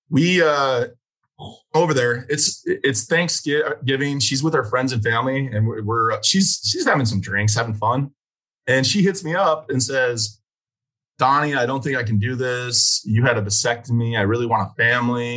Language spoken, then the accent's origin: English; Chicago, Illinois, United States; moved away as an adult; now in Clovis, United States; I'm from Chicago